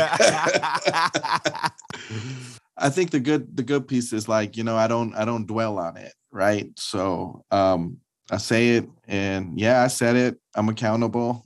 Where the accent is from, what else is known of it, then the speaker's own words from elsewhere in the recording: Los Angeles, California, United States; being a person of color, growing up in Los Angeles